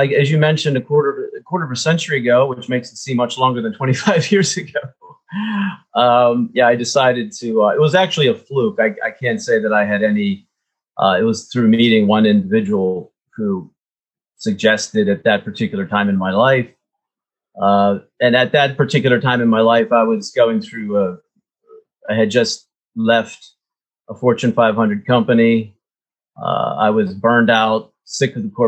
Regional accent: United States; moved away as an adult; now in Moscow, Russia; I'm an American

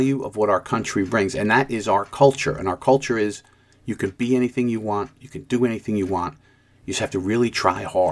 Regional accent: United States; As an American citizen, when I was growing up, we all had the same ideas about America

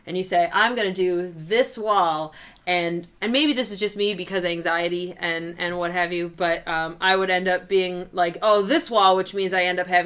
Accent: Madison, Wisconsin, United States; I was born in Madison, Wisconsin.

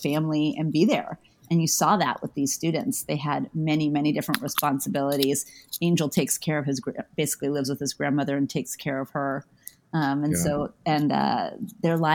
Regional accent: New Mexico, United States; I grew up in New Mexico, and it was a very big cultural sort of very popular culture in Albuquerque as well

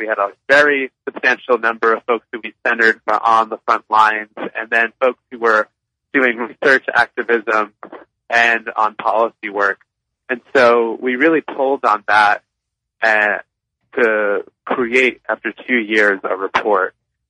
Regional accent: Long Island, New York, United States; I grew up on Long Island, where I'm calling in from now.

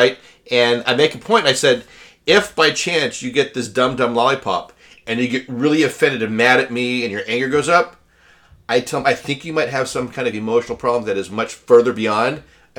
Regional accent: Colorado, United States; I grew up in Colorado

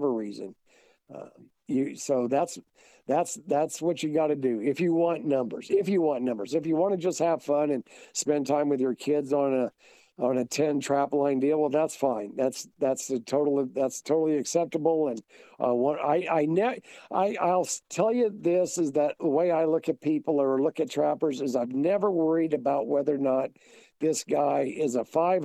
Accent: Brown County, Illinois, United States; now in Kansas, United States; Where I grew up at in Brown County, Illinois, our school's called the Hornets.

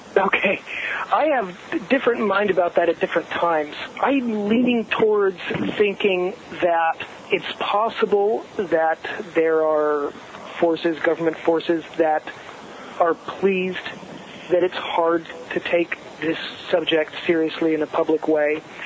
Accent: Southern California, United States; I grew up in Southern California

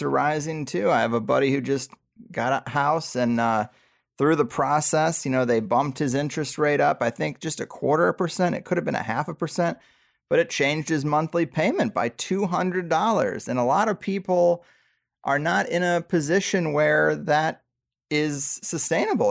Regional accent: Missouri, United States; now in San Diego, United States; where I grew up in Missouri

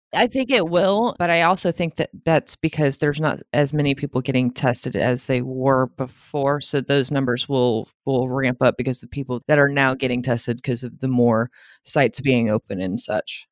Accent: Louisiana, United States; I'm from Louisiana

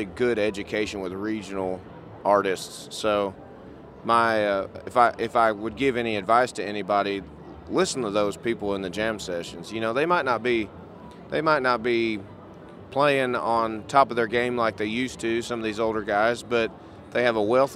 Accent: Missouri, United States; I'm from Missouri

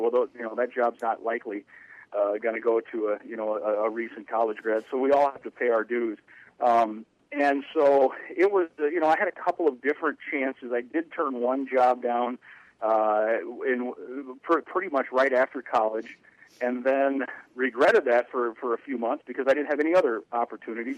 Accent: Iowa, United States; moved away as an adult; also born or lived in St. Louis, Missouri / Minnesota; I grew up in Iowa

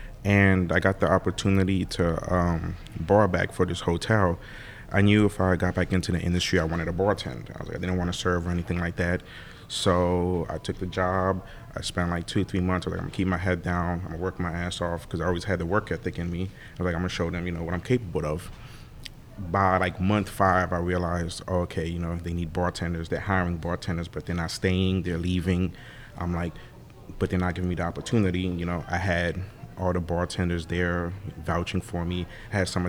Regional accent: New Orleans, Louisiana, United States; I grew up in Mid-City for 20 years

